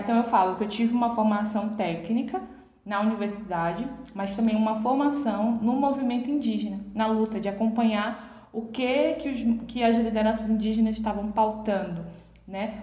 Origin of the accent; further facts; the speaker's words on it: Coroa Vermelha, Bahia, Brazil; minha aldeia Coroa Vermelha